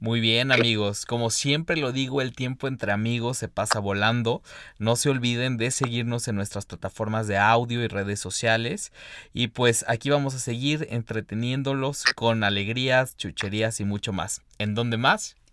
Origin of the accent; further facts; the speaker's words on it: San Luis Potosí, Mexico; yo soy potosino